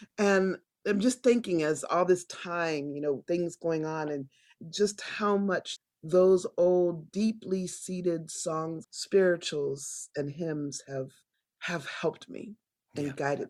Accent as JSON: {"language": "English", "town": "Annandale", "region": "Virginia", "country": "United States", "tie": "born or raised there", "said": "We grew up in Annandale, Virginia, and I went to Second Baptist Church, an all-Black church."}